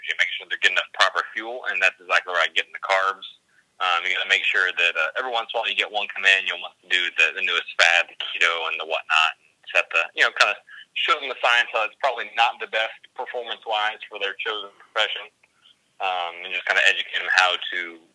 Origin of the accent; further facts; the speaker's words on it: Texas, United States; moved away as an adult; also born or lived in East Coast; I'm originally from Texas. Moved all around there for a while, and then got a job out on the East Coast.